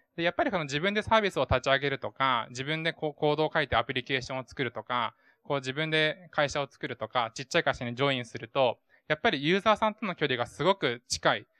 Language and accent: Japanese; Oita, Japan; moved away; 僕の地元大分